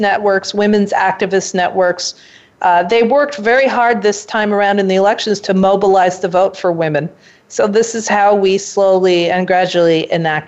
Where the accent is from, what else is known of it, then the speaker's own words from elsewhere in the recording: Pakistan; as a Pakistani woman